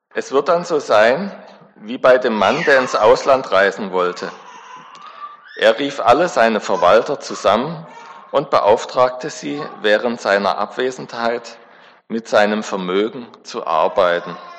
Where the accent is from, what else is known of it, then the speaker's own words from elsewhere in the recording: Backnang, Baden-Württemberg, Germany; ich bin in der Baptistengemeinde in Backnang groß geworden